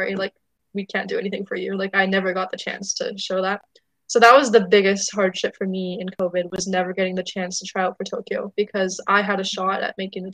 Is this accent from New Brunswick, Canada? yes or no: no; Surrey, British Columbia, Canada; I'm from Surrey